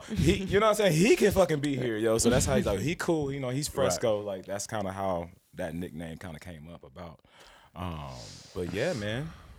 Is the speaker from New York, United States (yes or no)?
no; Kansas City, Missouri, United States; So I come from Kansas City, Missouri.